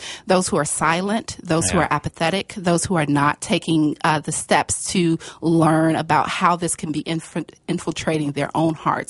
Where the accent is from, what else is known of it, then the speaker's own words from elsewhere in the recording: Chicago, Illinois, United States; I'm from Chicago